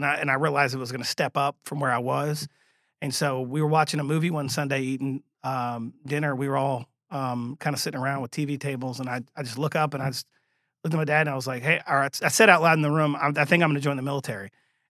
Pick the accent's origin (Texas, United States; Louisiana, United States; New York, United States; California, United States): Louisiana, United States; Thibodaux; also born or lived in London, England / Arkansas / Alabama; So we moved from Thibodaux, Louisiana to London, England. And that was an interesting cultural change for me. And then lived in London for about two football seasons. Got out of there, moved to Arkansas, and then ended up in Alabama for high school.